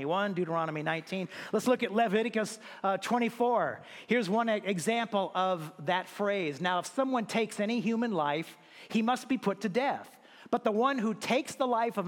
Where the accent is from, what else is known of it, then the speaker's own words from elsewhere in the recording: United States; As an American